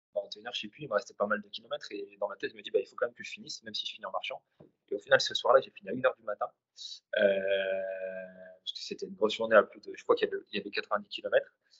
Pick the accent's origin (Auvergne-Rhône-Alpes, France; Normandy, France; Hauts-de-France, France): Hauts-de-France, France; Vieux-Condé; je suis nordiste. Euh, originaire de, Vieux-Condé à côté de Valenciennes